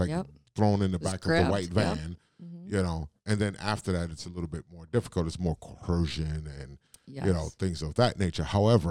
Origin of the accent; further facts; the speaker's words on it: New York City, New York, United States; also born or lived in Richmond, California, United States; now in Northeast Wisconsin, United States; I grew up in Brooklyn, New York, and in the northern California. So the Oakland, the Bay Area, San Francisco area, California. A little town called Richmond.